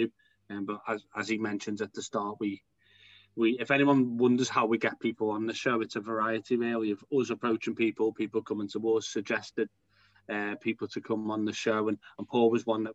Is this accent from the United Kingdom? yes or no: yes; the Wirral, North West England, United Kingdom; I'm from a place called the Wirral by Liverpool.